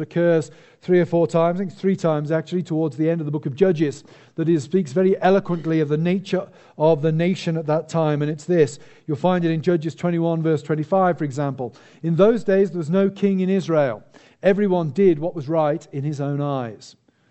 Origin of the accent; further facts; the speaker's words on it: United Kingdom; me as a British citizen